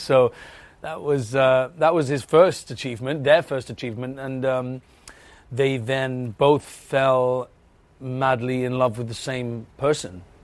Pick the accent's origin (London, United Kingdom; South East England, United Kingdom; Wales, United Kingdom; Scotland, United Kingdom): Wales, United Kingdom; accent: Welsh; There's not many of us Welsh people